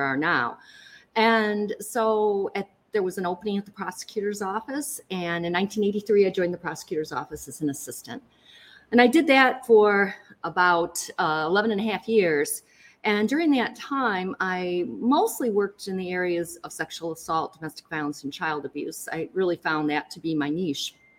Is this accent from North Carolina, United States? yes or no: no; Lansing, Michigan, United States; growing up in Lansing and going to Easter